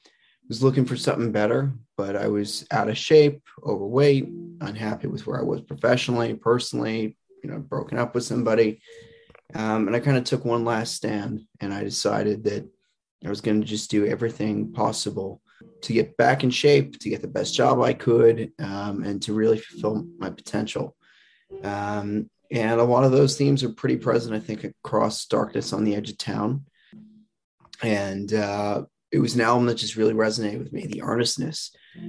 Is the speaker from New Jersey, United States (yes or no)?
yes; New Jersey, United States; I grew up here in Bergen County in Oredo.